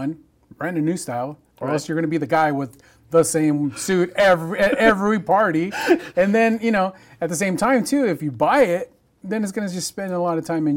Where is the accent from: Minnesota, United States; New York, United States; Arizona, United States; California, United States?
California, United States; Hamilton City; also born or lived in Chico, California; now in Bakersfield, United States; Growing up in Hamilton City, which is right in between Chico, California, and Orland.